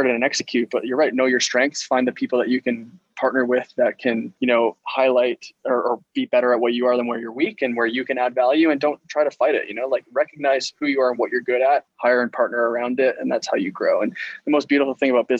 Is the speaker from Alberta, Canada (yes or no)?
no; Ontario, Canada; I'm from Ontario